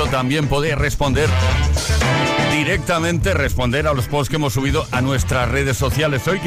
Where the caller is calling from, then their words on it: Barcelona, Catalonia, Spain; de Barcelona.